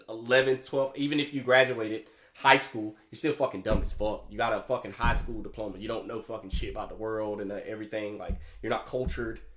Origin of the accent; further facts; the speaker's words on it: Alabama, United States; now in Jacksonville, United States; I was born here, but I was I was raised in Alabama